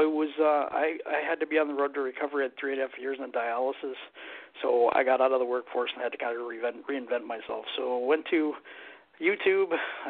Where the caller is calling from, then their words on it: Michigan, United States; From Michigan.